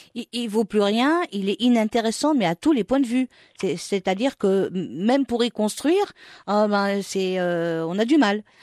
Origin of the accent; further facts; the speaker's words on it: Morocco; chez nous au Maroc